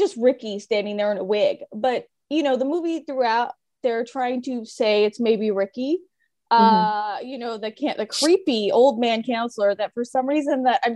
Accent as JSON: {"language": "English", "region": "California", "country": "United States", "said": "I'm from California"}